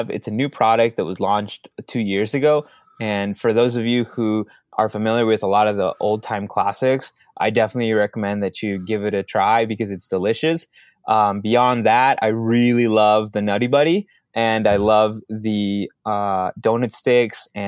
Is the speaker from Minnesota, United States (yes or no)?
yes; Minneapolis, Minnesota, United States; Um, I grew up in Minneapolis, so I don't have the heavy Minnesota uh, personality that some of my friends have who um, were from outside the city.